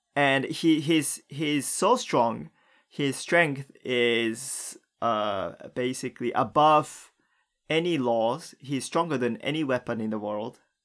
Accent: Japan; growing up in Japan

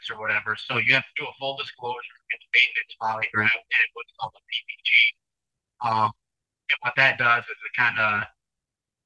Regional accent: Rochester, Minnesota, United States; 33 years old, from Rochester, Minnesota

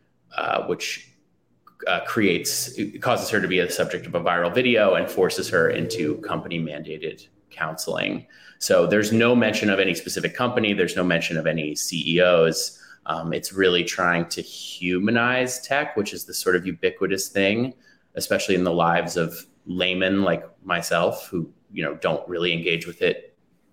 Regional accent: New York City, New York, United States; I grew up in New York City, in the Manhattan section of New York City

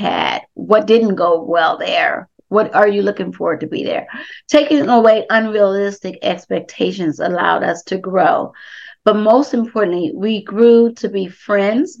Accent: Compton, California, United States; Darrell and I, we grew up together in Compton

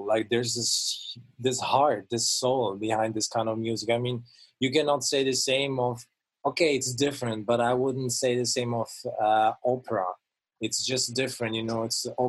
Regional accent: Italy; So I grew up in church. Basically, growing up in Italy, and I feel also Italian, feels like the best thing that can happen to you.

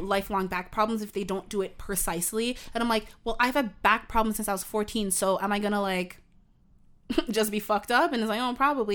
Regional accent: Canada; I'm Canadian

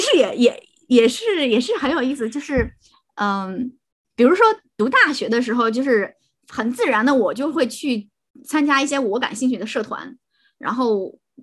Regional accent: Shandong, China; moved away as an adult; 山东人啊

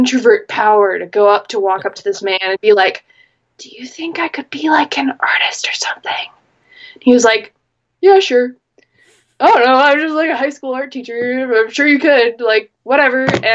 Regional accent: Minnesota, United States; I am a Minnesotan, born and bred, Midwestern

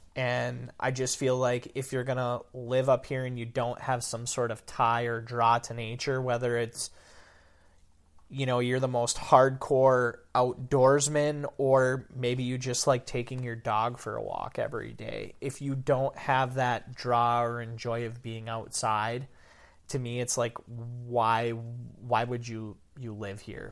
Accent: Dickinson County, Upper Peninsula, Michigan, United States; accent: Yooper; living back in my hometown

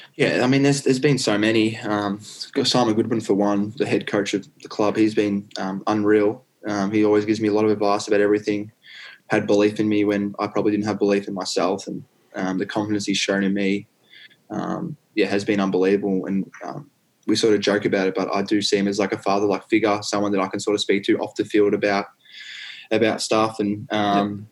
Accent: Warrandyte, Victoria, Australia; I grew up in Warrandyte

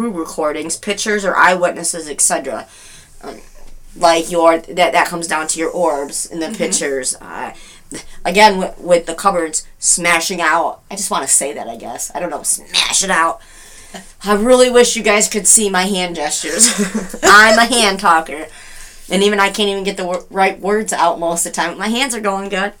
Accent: Hastings, Michigan, United States; I was born and raised in Hastings

